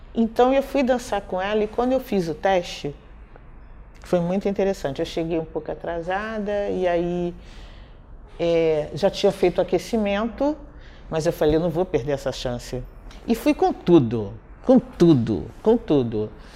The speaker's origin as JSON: {"language": "Portuguese", "region": "Rio de Janeiro", "country": "Brazil", "tie": "born or raised there", "also_born_or_lived": "Nilópolis"}